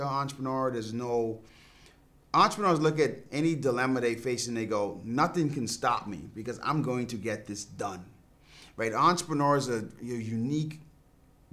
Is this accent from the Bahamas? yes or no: yes; Bahamas; I grew up in the Bahamas